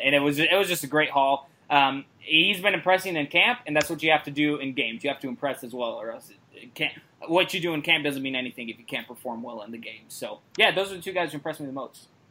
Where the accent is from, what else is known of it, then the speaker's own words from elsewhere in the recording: Vancouver, Washington, United States; my hometown that I also currently live in, Vancouver, Washington